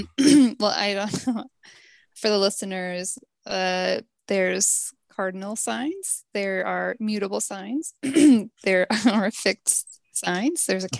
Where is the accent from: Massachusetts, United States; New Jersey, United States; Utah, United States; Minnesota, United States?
Minnesota, United States; I think that I'm from Minnesota.